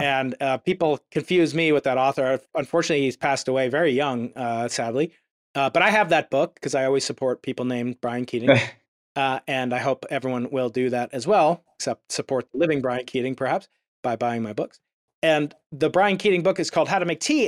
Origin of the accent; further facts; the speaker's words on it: United States; I'm an American.